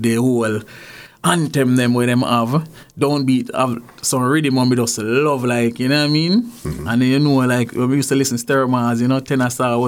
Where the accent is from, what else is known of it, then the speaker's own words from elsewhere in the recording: Jamaica; also born or lived in Clarendon, Jamaica; now in Canada; Well, Jamaica, grew up in St. Catherine, mm-hmm. and grew up in Clarendon